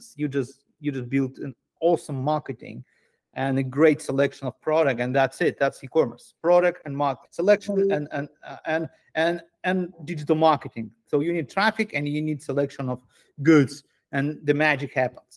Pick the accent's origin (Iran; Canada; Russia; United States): Russia; Moscow; moved away as an adult; also born or lived in Asia; I'm Jewish Russian. I grew up in Moscow. I lived in the country until 2014